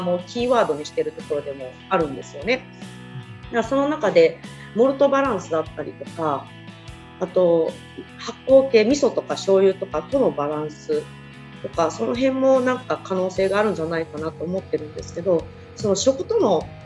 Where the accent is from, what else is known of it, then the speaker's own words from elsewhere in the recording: Kagawa, Japan; 私、香川県なんですけど